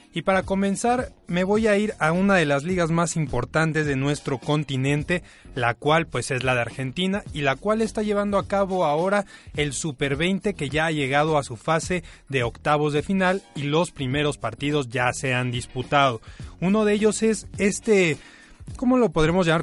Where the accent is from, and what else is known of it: Mexico